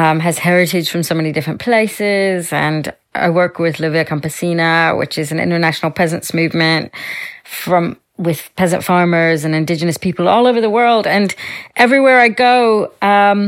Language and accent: English; Louisiana, United States; moved away; I grew up in Louisiana, in the United States, in a little rural town with my family.